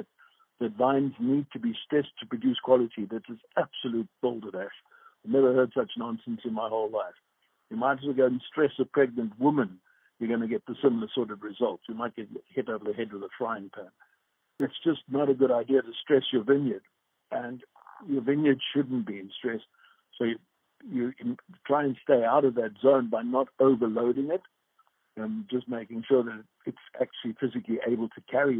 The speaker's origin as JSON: {"language": "English", "town": "Johannesburg", "region": "Gauteng", "country": "South Africa", "moved": "yes", "said": "I'm from Johannesburg"}